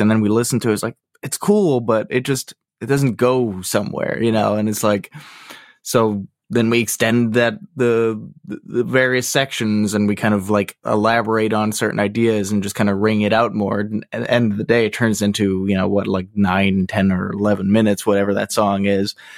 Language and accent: English; Massachusetts, United States; I grew up right around here, actually. I, I've been staying put